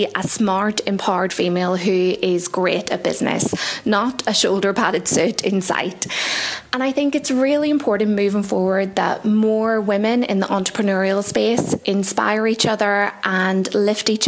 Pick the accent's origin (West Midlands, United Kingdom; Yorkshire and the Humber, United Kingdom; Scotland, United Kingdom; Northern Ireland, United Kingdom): Northern Ireland, United Kingdom; Belfast; I am from Belfast in Northern Ireland.